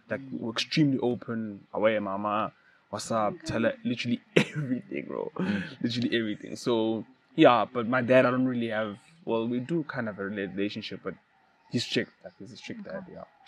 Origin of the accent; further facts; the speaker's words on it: Mahikeng, North West, South Africa; when I was young, I grew up in Mafikeng, um, the northwest